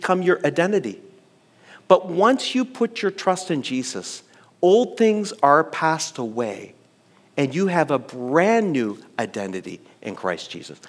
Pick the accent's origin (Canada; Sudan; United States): Canada; East Coast of Canada, Atlantic Canada; I grew up on the East Coast of Canada in a church that was really focused on the holiness